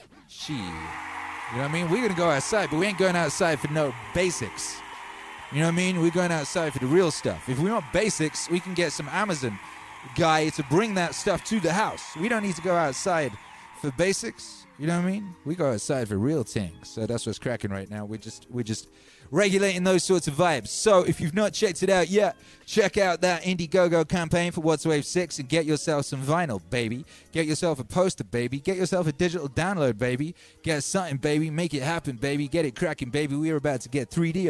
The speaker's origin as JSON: {"language": "English", "region": "England", "country": "United Kingdom", "said": "the English pig dogs like myself"}